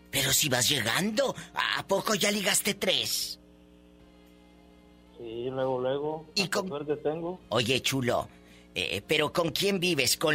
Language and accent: Spanish; Hidalgo, Mexico; moved away as an adult; now in Monterrey, Mexico; De acá, de Hidalgo.